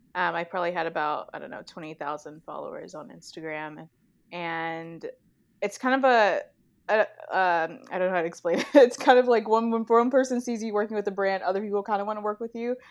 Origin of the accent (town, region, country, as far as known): Chicago, Illinois, United States; born or raised there